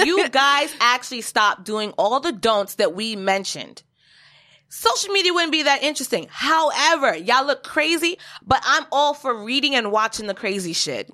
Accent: Jamaica; I am also Jamaican

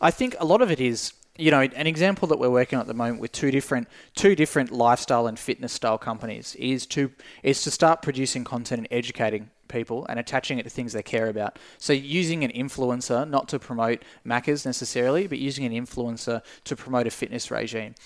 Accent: Tasmania, Australia; as a kid growing up in Tasmania

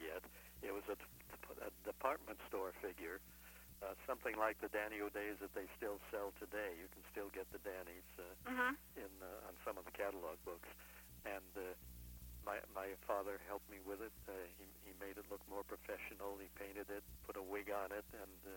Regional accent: Chicago, Illinois, United States; now in Florida, United States; From Chicago, my hometown

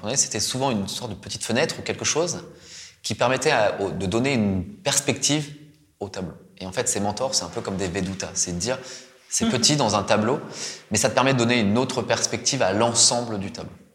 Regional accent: France; moved away as an adult; also born or lived in Japan; moi, en tant que Français

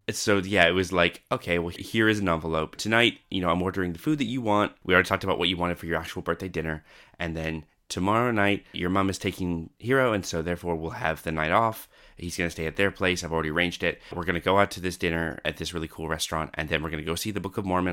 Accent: Canada; now in Australia; I was originally from Canada and came over to Australia

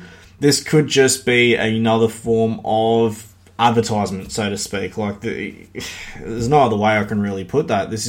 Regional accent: Australia; I'm Australian

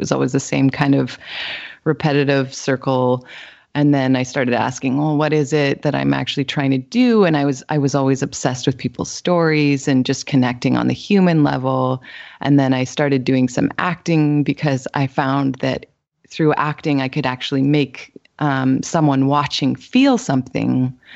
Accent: Winnipeg, Manitoba, Canada; moved away as an adult; now in British Columbia, Canada; I'm originally from Winnipeg, Manitoba, actually, and so I went to school there

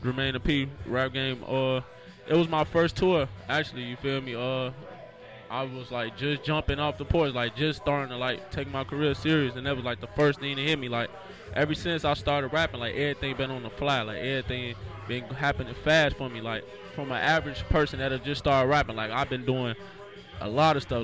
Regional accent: Chicago, Illinois, United States; My grandparents, both of them pastors, they still got their own church to this day right now called New Life Family Christian Center on 72nd and Emerald in Chicago. You feel me? I'm from Chicago

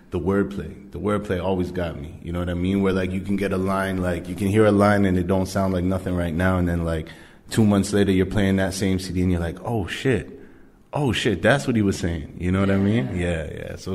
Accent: Malton, Ontario, Canada; West End all day, yo. M.A. Malton.

